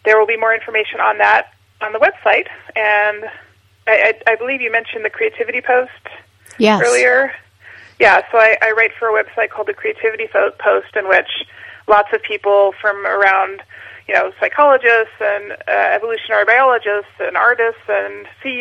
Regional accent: Alaska, United States; where I grew up in Alaska

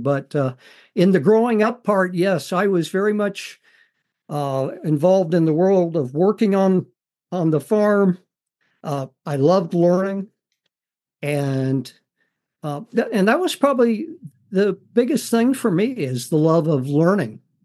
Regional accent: Missouri, United States; I grew up on a farm in Missouri

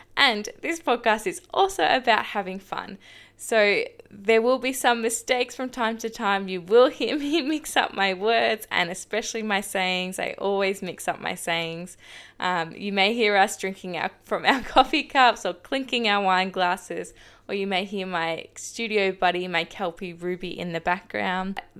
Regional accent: Shepparton, Victoria, Australia; now in Geelong, Australia; I was born and raised in Shepparton, Victoria, and I now call the seaside town of Geelong home

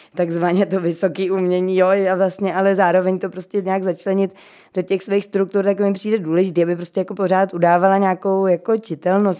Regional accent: Czechia

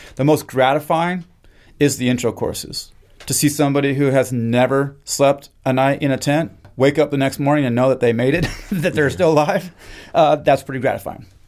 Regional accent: Kamiah, Idaho, United States; moved away as an adult; also born or lived in Kodiak / Cape Cod; now in Mississippi, United States; I am from a small town in North Idaho, way up in the mountains, called Kamiai, and I was born and raised on the Nespers Indian

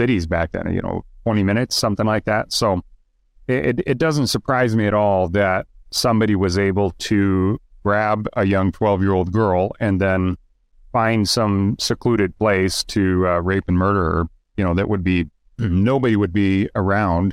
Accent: Idaho, United States; now in Utah, United States; I'm from Idaho and I live in Utah now

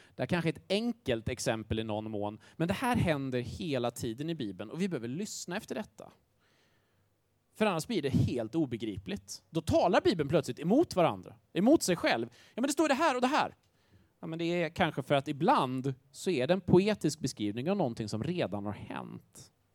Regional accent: Grängesberg, Dalarna County, Sweden; moved away; Jag kommer från en liten håla som heter Grängesberg

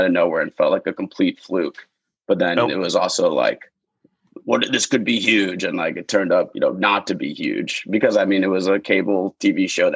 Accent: Long Island, New York, United States; I grew up on Long Island

